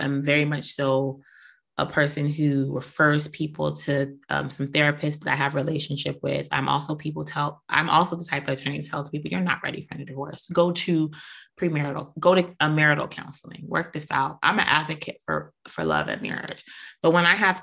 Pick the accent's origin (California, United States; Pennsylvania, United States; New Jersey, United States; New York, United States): New York, United States; New York City; I'm from New York, I'm from Brooklyn.